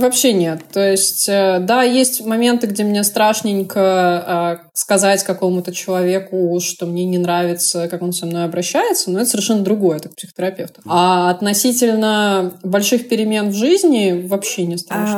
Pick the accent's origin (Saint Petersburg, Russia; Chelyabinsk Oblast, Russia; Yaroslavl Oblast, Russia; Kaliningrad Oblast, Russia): Saint Petersburg, Russia; also born or lived in Moscow; Я из Питера